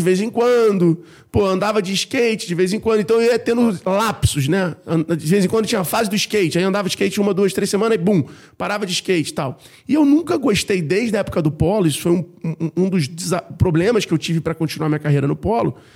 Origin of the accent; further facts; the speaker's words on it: Rio de Janeiro, Brazil; eu sou carioca da Gema, nascido e criado na Tijuca, no Rio de Janeiro